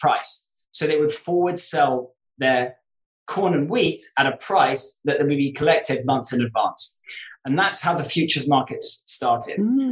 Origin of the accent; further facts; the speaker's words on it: United Kingdom; moved away as an adult; also born or lived in New York; being British and being in New York.